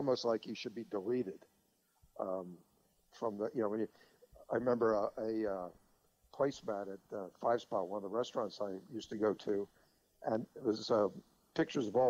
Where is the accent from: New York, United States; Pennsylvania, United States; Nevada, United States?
Pennsylvania, United States; Philadelphia; I grew up in Philadelphia.